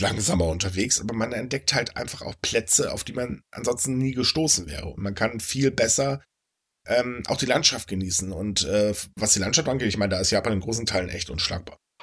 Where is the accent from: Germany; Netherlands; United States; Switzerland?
Germany; bei uns in Deutschland